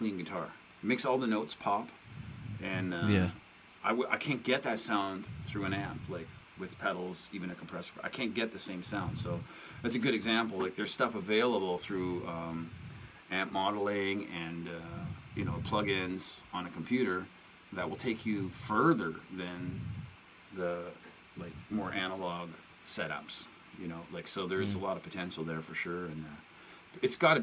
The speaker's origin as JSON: {"language": "English", "country": "Canada", "said": "I'm from Canada"}